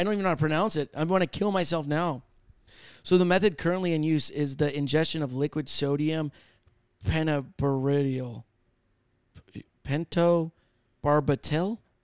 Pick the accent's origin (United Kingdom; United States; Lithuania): United States; Michigan; I'm from Michigan.